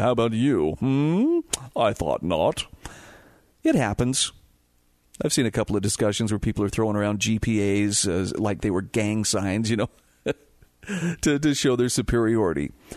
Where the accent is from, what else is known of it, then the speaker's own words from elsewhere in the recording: Twin Falls, Idaho, United States; I was growing up in Idaho